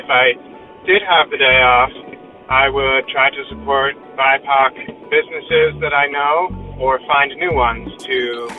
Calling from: Vermont, United States; I'm calling from Vermont.

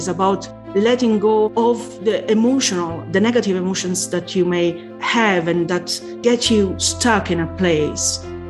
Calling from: Reading, South East England, United Kingdom; I'm calling from Reading, UK.

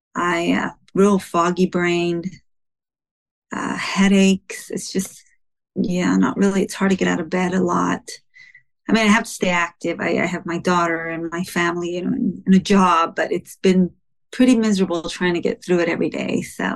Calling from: Los Angeles, California, United States; I'm calling from Los Angeles, California.

